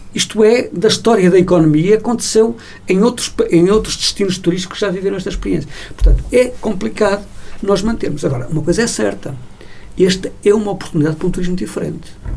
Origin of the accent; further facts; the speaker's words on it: Portugal; como português